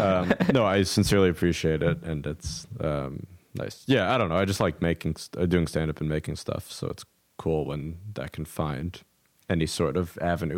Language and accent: English; New York City, New York, United States; also born or lived in Chicago; I'm from New York, and so then I moved back to New York right after I finished school